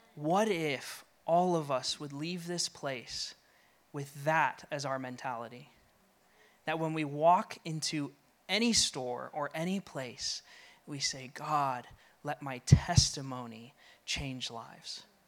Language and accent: English; Colorado, United States; now in New England, United States; I'm from Colorado and moved here